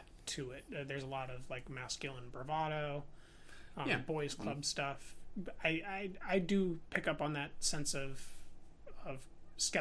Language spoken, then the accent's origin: English; United States; we're American